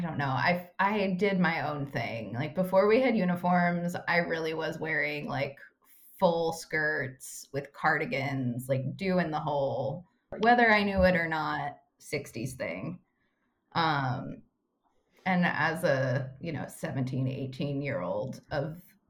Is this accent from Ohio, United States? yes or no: yes; Ohio, United States; moved away; back at home in Ohio